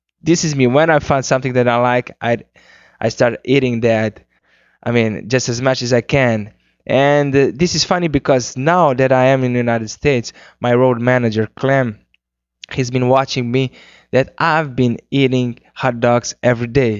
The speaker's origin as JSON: {"language": "English", "country": "Cape Verde", "first_language": "Cape Verdean Creole", "second_language": "English", "said": "my first language is Criollo, which is the Cape Verdean language"}